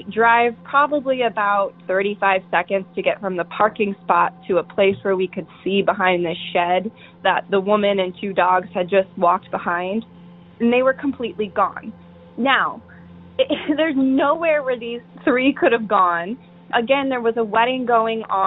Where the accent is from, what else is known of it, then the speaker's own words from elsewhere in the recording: Tacoma, Washington, United States; I'm calling from Tacoma, Washington